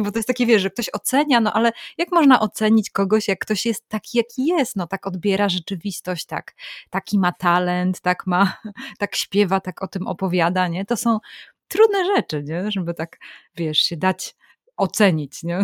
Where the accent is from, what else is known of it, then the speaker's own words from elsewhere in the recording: Warmian-Masurian Voivodeship, Poland; pochodzę z Warmii